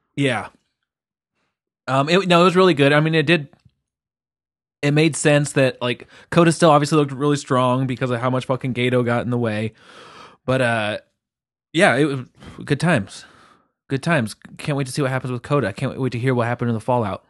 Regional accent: England, United Kingdom; I'm the English one. I'm English

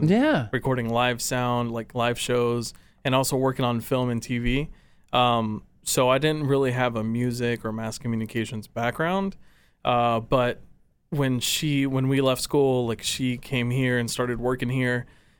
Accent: Farmers Branch, Texas, United States; What part of Dallas are you from? And I was like, well, I'm actually from Farmers Branch, but no one knows where.

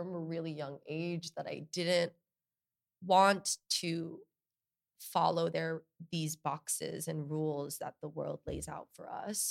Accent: Bergen County, New Jersey, United States; also born or lived in Long Beach, California; I was born in Los Angeles, in Long Beach, California. And then I moved to New Jersey in Bergen County, which is like 45 minutes away from here

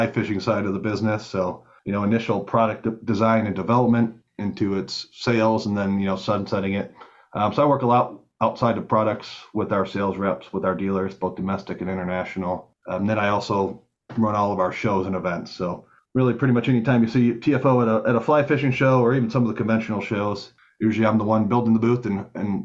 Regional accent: Michigan, United States; moved away as an adult; now in Texas, United States; I grew up in Michigan originally

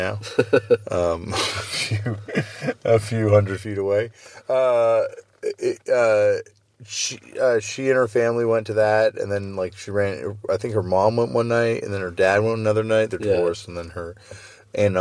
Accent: Canada

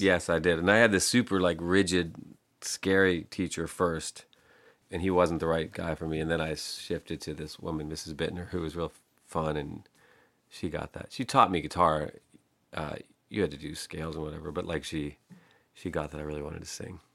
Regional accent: Pittsburgh, Pennsylvania, United States; I grew up in Pittsburgh, uh, a neighborhood called Penn Hills

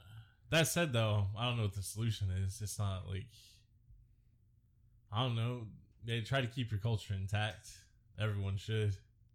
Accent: Ireland; And so, yeah, it's cool to be Irish. I like being Irish.

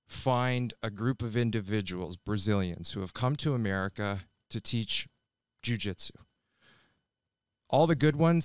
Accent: Ontario, Canada; Yeah, and I grew up in Ontario, Canada, just outside of Toronto.

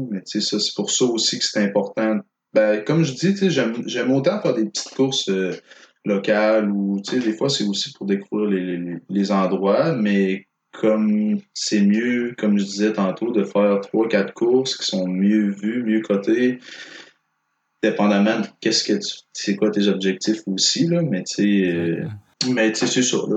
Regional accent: Quebec, Canada; Non, tu ah, diras pas que je suis natif du Saguenay, je suis natif du lac Saint-Jean.

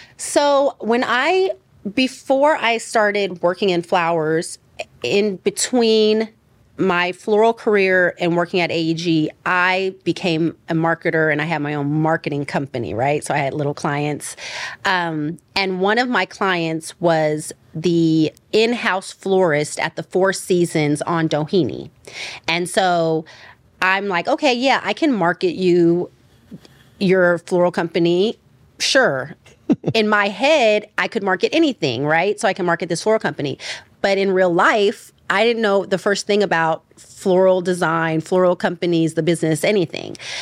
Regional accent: Richmond, California, United States; now in Los Angeles, United States; I'm from the East Bay. I'm from a city called Richmond

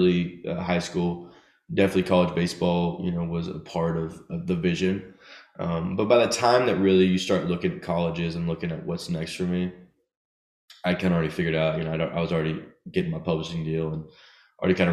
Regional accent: Nashville, Tennessee, United States; also born or lived in Chattanooga; growing up in Nashville

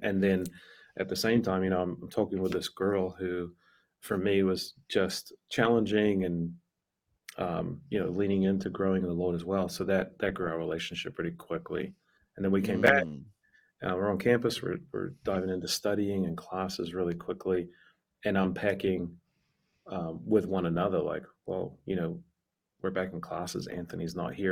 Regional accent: New Zealand; moved away as an adult; a missionary from the states planted a church in my hometown in New Zealand

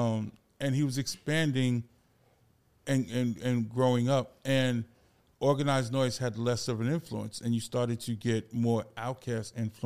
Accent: New York City, New York, United States; Me, I'm from the Bronx, New York.

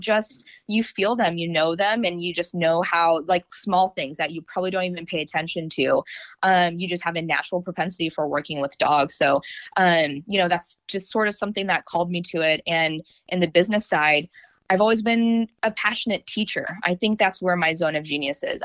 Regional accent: North Idaho, United States; also born or lived in North Carolina; now in Raleigh-Durham, United States; I grew up in North Idaho

